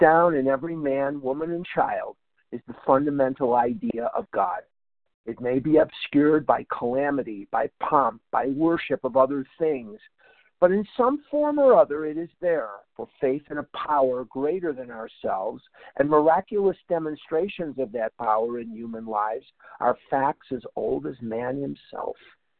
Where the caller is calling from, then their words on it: Albuquerque, New Mexico, United States; I'm calling from Albuquerque, New Mexico this morning at the World Service Business Conference.